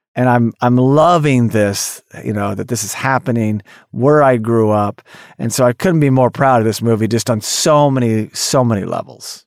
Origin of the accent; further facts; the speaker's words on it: Tulsa, Oklahoma, United States; I grew up in Tulsa, Oklahoma